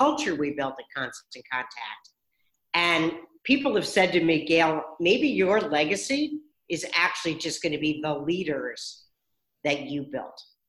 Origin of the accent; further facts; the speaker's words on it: Stamford, Connecticut, United States; moved away as an adult; now in Boston, United States; I grew up in Stamford, Connecticut